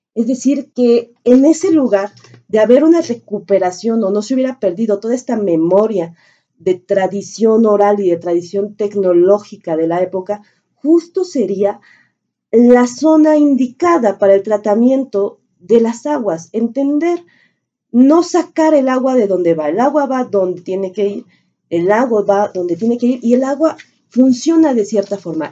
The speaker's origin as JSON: {"language": "Spanish", "region": "Mexico City", "country": "Mexico", "tie": "born or raised there", "said": "como mexicanos y más como chilangos, más como chilangos, porque haber nacido aquí"}